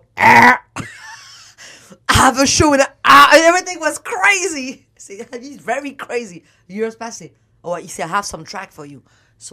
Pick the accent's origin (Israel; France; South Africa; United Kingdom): France; Paris, Île-de-France; accent: French; English is a second language; moved away as an adult; now in Los Angeles, United States; I did not speak no word of English because I'm from Paris.